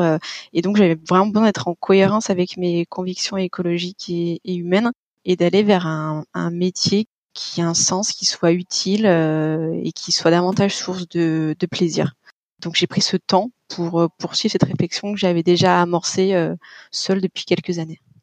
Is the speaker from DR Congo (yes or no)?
no; Lyon, Auvergne-Rhône-Alpes, France; moved away as an adult; now in Paris, France; C'est aussi comme ça que j'ai je suis montée sur Paris parce que sinon je suis de Lyon